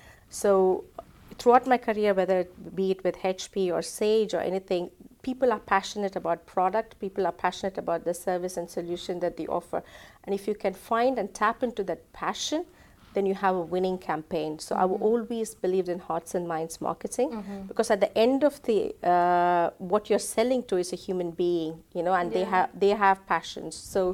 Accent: India; moved away as an adult; now in England; I'm originally from India, so I moved to England 17 years before.

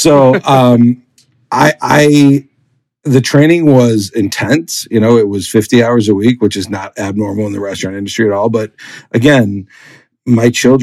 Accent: Milwaukee, Wisconsin, United States; you can throw a stone in Milwaukee and hit a burger and custard place that's pretty darn good. And I grew up here.

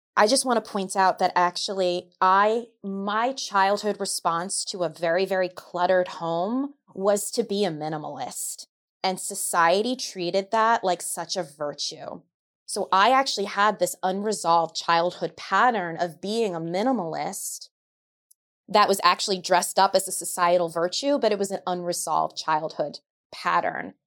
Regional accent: New York, United States; I'm a New Yorker

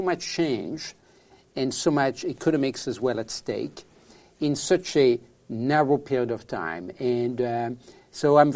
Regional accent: France; accent: French; English is a second language; moved away as an adult; now in San Francisco, United States; I'm from France originally, as you can tell from my accent. I live in San Francisco

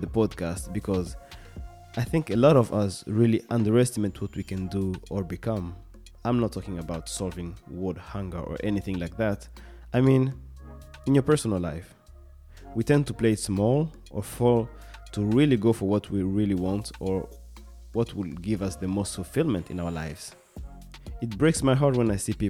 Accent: Kinshasa, DR Congo; now in Sweden; I'm originally from Congo, Kinshasa, but I have been living in Sweden for the past decade

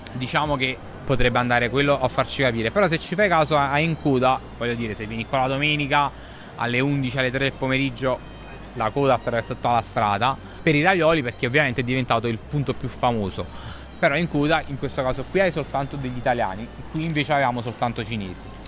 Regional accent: Naples, Campania, Italy; moved away; also born or lived in London

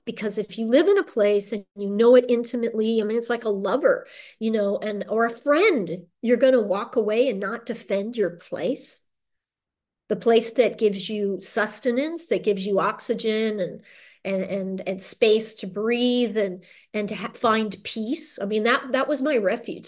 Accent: Orange County, Southern California, United States; moved away as an adult; also born or lived in Los Angeles / Central America / New Orleans / Madison, Wisconsin; I'm from Southern California, raised in Orange County by Irish parents who immigrated in the nineteen fifties

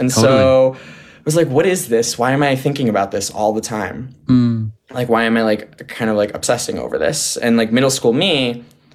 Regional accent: Westchester County, New York, United States; also born or lived in San Diego, California; back to New York, where I grew up in Westchester

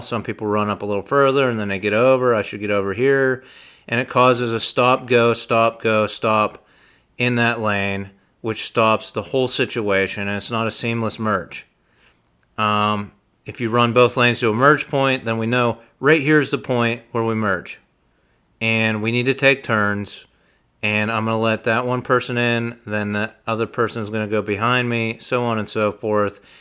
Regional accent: Utica, Pennsylvania, United States; in Utica, Pennsylvania, my hometown

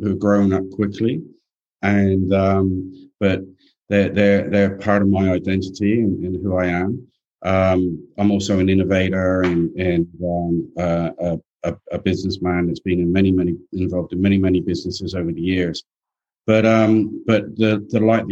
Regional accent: England, United Kingdom; now in Australia; I grew up in England

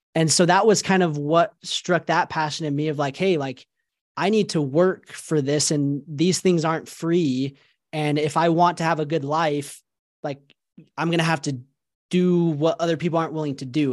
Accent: Salt Lake City, Utah, United States; I grew up in Salt Lake City, Utah. I was born and raised here in Utah, and I've been here basically my entire life

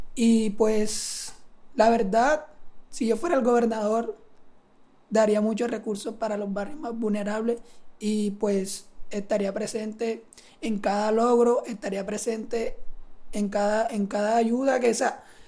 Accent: Sincelejo, Sucre, Colombia; vengo de Cinceleo

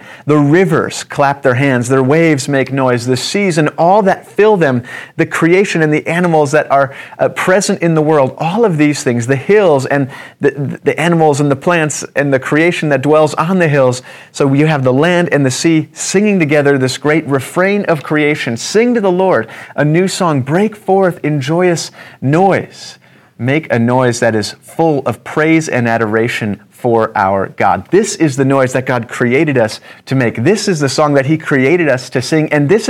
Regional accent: Antigo, Wisconsin, United States; who was in my church when I grew up in Antigo, Wisconsin.

